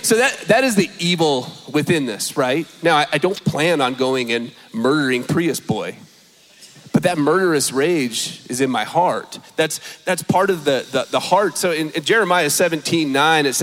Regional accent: California, United States; moved away; I'm from California

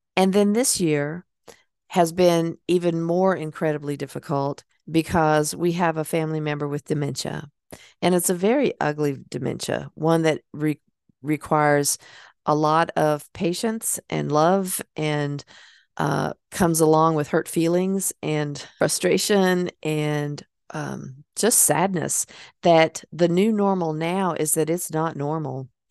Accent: Hickory, North Carolina, United States; born or raised there; moved away

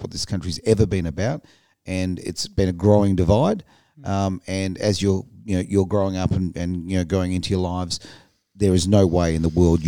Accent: Australia; The fact is we're Australian.

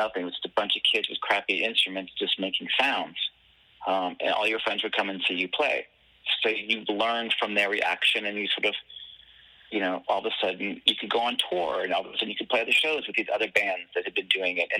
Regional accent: Washington, District of Columbia, United States; I grew up in Washington, D.C., and when I moved there when I was five

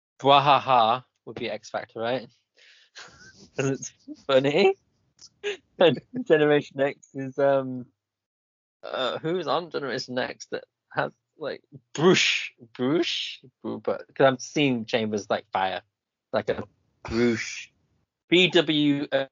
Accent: England, United Kingdom; I'm English

